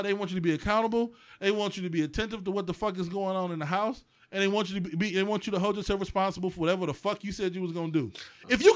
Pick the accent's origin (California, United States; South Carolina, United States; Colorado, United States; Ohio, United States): Ohio, United States; East Cleveland; I'm from East fucking Cleveland, Ohio.